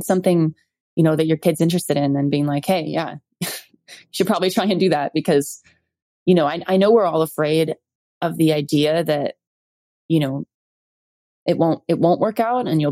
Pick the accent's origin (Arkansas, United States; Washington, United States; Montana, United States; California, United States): California, United States; Malibu; I was born in Malibu, California